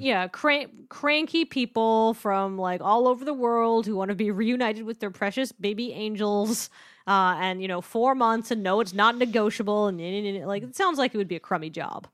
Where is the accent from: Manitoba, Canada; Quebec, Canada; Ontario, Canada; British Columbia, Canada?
British Columbia, Canada; I'm from British Columbia